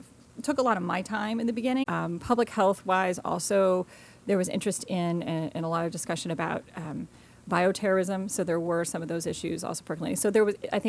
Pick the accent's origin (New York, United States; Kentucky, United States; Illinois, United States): Kentucky, United States; Louisville; moved away as an adult; also born or lived in Wisconsin / East Coast; now in Williamsburg, United States; I'm from Kentucky. I grew up in Kentucky, Louisville, Kentucky